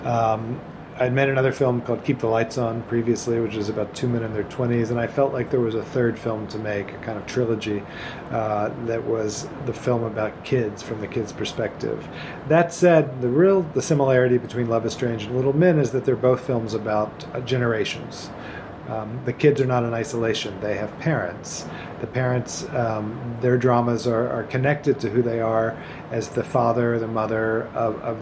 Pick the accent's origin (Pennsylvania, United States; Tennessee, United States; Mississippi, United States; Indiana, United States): Tennessee, United States; Memphis; I grew up in Memphis, Tennessee in the 1960s and 70s.